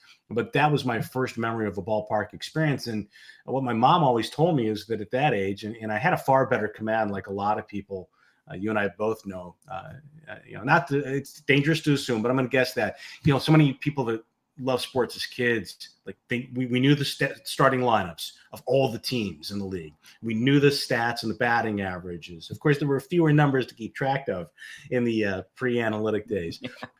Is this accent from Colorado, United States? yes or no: no; Auburn, New York, United States; moved away as an adult; And Murray says to me, " … where are you from?" And I tell him Auburn, New York